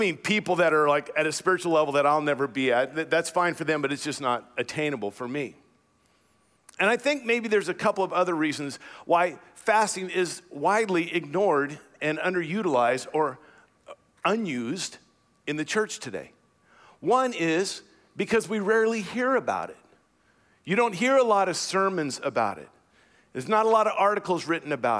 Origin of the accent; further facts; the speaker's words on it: United States; as American Christians